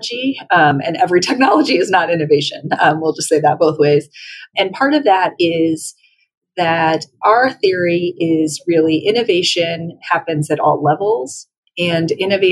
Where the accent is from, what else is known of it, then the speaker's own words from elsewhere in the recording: Colorado, United States; moved away as an adult; coming back to my home state and contributing to the knowledge capital and the government sector here